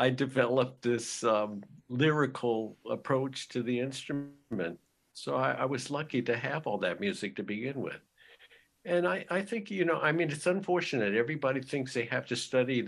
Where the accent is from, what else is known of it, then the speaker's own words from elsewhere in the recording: Los Angeles, California, United States; growing up in Los Angeles